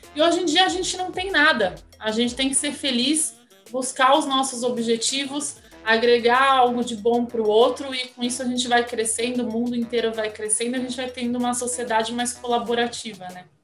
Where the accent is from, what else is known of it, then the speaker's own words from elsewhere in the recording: Santos, São Paulo, Brazil; moved away; Eu nasci em Santos, amo o litoral